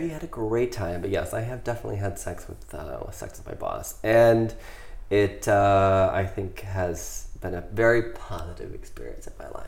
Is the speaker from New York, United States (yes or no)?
no; Ohio, United States; I grew up in Ohio